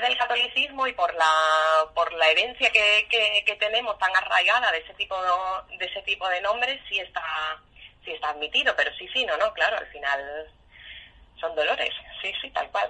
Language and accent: Spanish; Huelva, Andalusia, Spain; now in Asturias, Spain; Aquí en Asturias, yo que soy de Huelva